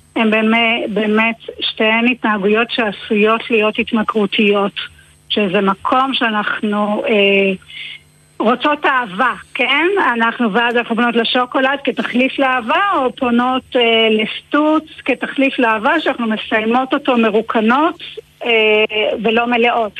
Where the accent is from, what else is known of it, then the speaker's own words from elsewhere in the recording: Israel; אני קיבוצניקית במקורי, חזרתי לקיבוץ